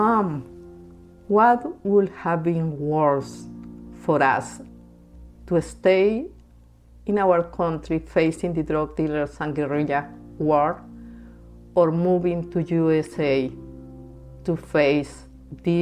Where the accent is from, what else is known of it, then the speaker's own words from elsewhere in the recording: Bogotá, Colombia; moved away as an adult; now in United States; I was born and raised in Bogota, Colombia